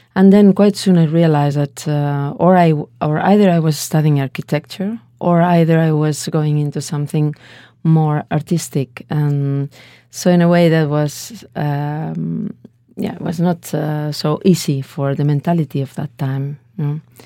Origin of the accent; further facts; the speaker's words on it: Valencia, Valencian Community, Spain; English is a second language; I was born in Valencia. It's a little bit uh, middle south in Spain on the coast